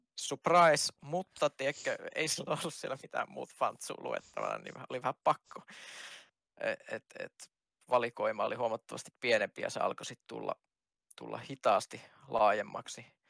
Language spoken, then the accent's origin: Finnish; Kajaani, Kainuu, Finland; mä oon kajaanilainen itse.